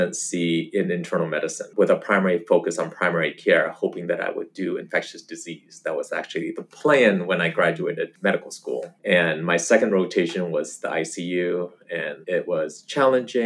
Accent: Northern Virginia, United States; moved away as an adult; also born or lived in Los Angeles; now in Atlanta, United States; being a refugee and growing up in Northern Virginia amongst all the super rich

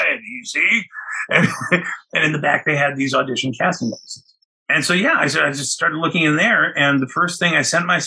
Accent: Malibu, California, United States; I grew up in Malibu.

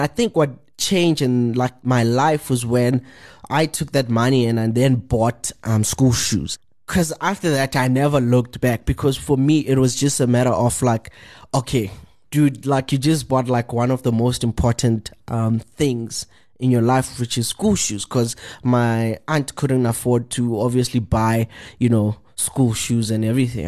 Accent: Johannesburg, Gauteng, South Africa; born and bred in Alexandra Township.

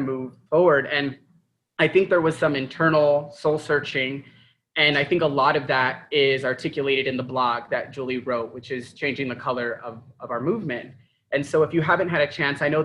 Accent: Tucson, Arizona, United States; I grew up in Tucson

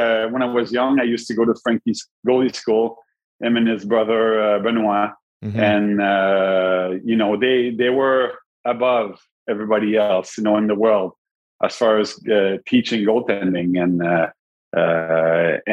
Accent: Montreal, Quebec, Canada; growing up in Montreal

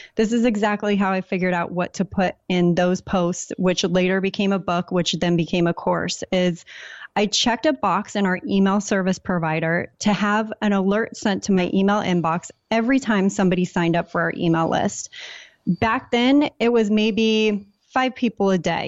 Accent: San Diego, California, United States; moved away as an adult; also born or lived in Portland, Maine; I grew up in San Diego, very typical, like, go to school, get a job.

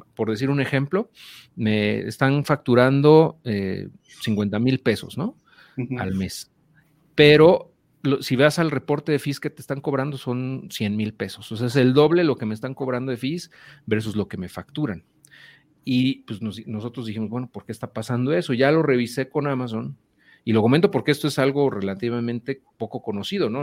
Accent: Mexico; nosotros viviendo en México, como ciudadanos mexicanos que vendemos en Estados Unidos

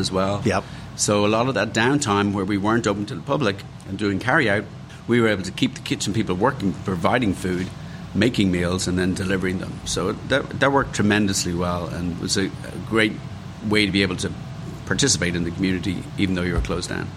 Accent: Dublin, Leinster, Ireland; moved away as an adult; also born or lived in London / Washington, D.C.; now in United States; I grew up in Ireland, obviously in Dublin.

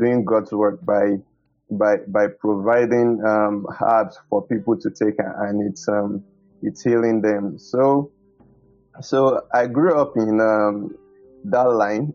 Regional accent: Oyo, Nigeria; I grew up in Oyo Town, Emmanuel Baptist Church

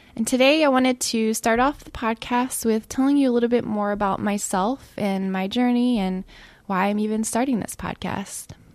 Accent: Ohio, United States; I grew up in the Midwest in Ohio on fast food and mac and cheese and Pop Tarts

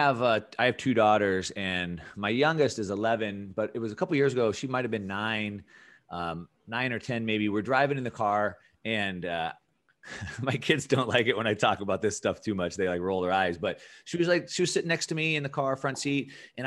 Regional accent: California, United States; I grew up in Southern California.

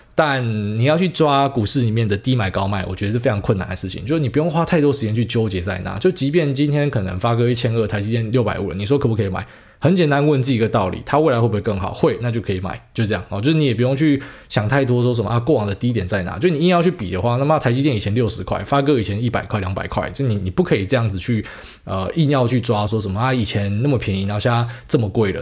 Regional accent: Taiwan; 就我们台湾人最聪明了

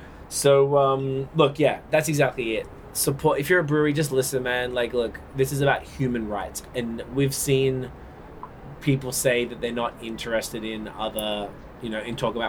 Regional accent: Australia; I'm from Australia.

